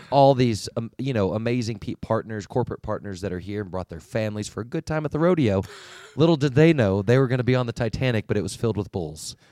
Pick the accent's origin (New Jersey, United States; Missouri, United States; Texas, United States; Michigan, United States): Texas, United States; I'm from Texas